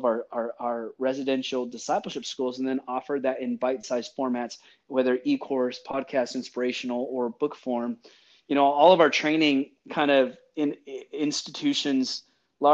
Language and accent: English; Central California, United States; moved away as an adult; also born or lived in Seattle, Washington; now in Nashville, United States; I grew up born and raised in California